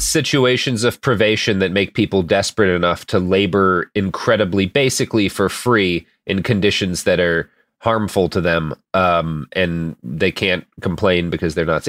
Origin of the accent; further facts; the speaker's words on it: Portland, Oregon, United States; Nike located in my hometown of Portland